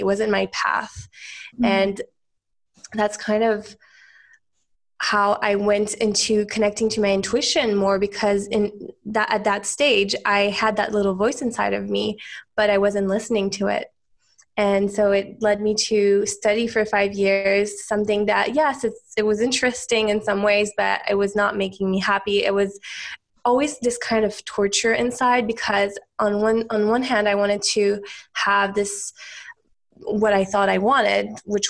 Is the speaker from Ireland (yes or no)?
no; Switzerland; also born or lived in United States; So I'm from Switzerland originally. I'm actually half Swiss, half American technically, but I grew up most of my life in Switzerland.